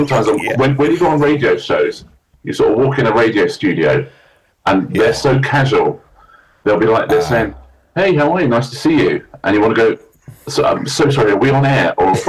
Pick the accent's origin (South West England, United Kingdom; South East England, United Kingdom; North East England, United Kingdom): South East England, United Kingdom; Sussex; also born or lived in West London; now in London, United Kingdom; because I'm from Sussex, maybe we'll move back to Sussex at some point.